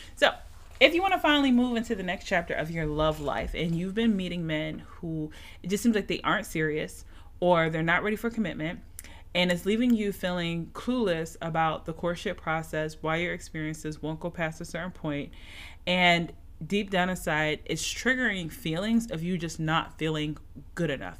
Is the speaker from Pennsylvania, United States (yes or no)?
yes; Philadelphia, Pennsylvania, United States; now in Atlanta, United States; My Eagles lost my hometown city